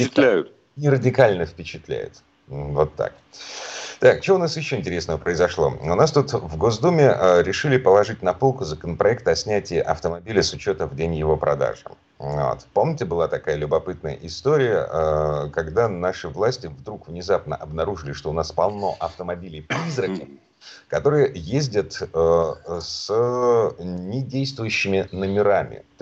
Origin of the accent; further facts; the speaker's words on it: Moscow, Russia; из Москвы